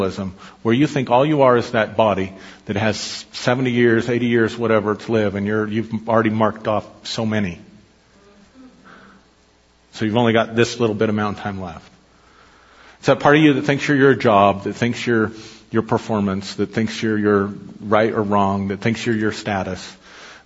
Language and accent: English; United States; I'm more than an American citizen. I'm more than just my Scotch-Irish blood and heritage